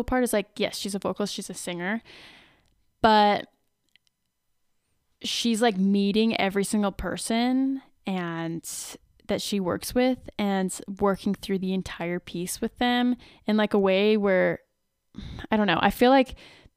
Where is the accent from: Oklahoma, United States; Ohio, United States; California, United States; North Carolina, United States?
North Carolina, United States; I'm from the South. I'm from North Carolina